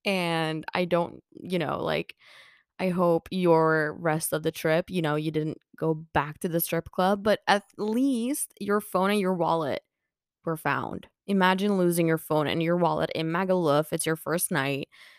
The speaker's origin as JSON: {"language": "English", "country": "Finland", "second_language": "English", "said": "And, you know, we're like, yeah, we're from Finland. And he's like, right, yeah, makes sense. You know, everyone always thinks that us from Finland, we're like alcohol"}